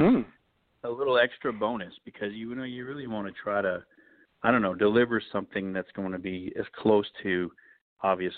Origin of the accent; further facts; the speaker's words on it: Sudbury, Ontario, Canada; moved away as an adult; now in Nashville, United States; my hometown in Sudbury